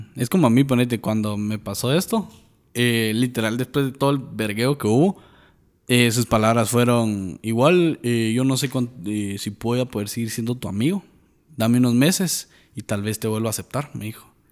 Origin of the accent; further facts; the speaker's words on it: Guatemala; En Guatemala tenemos